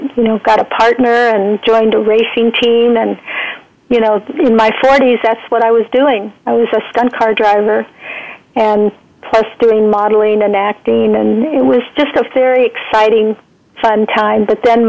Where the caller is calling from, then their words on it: Santa Cruz, California, United States; I'm in Santa Cruz, California, which is the surfing capital of the world, I think, next to Hawaii.